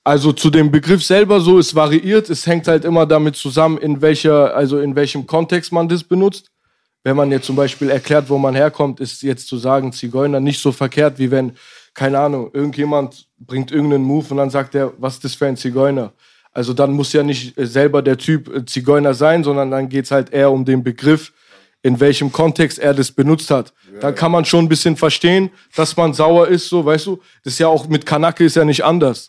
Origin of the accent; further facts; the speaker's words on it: Nürtingen, Baden-Württemberg, Germany; also born or lived in Berlin; geboren Berlin 93, hier habe ich gelebt, bis ich äh, sieben, sieben, acht war dann äh, rüber in eine Kleinstadt in der Nähe von Stuttgart. Nürtingen.